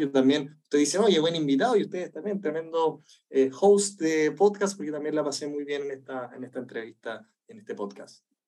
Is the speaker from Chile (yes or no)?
yes; Chile; moved away; yo soy del desierto, yo soy del desierto de Atacama. a mí la lluvia era una cuestión rara, entonces decía, no llovía nunca